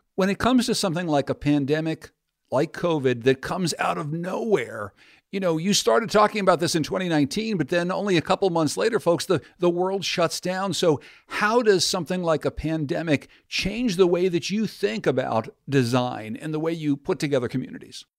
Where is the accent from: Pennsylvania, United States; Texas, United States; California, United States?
Pennsylvania, United States; Pittsburgh; my hometown of Pittsburgh, Pennsylvania